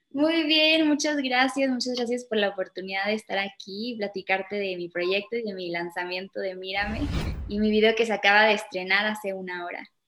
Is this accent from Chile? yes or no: yes; Chile; also born or lived in Mexico / England; now in Mexico City, Mexico; nos fuimos con ella en el 2010 a Chile, entonces, y bueno, ahí siempre crecí